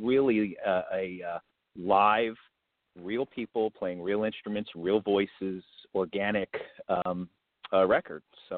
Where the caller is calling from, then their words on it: New Jersey, United States; So I'm calling in from Central Jersey right now, but I'm about only 30 minutes outside of Manhattan.